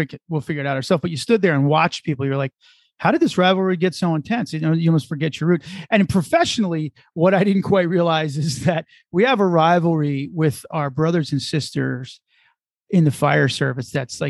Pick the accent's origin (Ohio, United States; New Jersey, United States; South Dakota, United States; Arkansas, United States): New Jersey, United States; moved away; also born or lived in Chicago area; where I grew up in New Jersey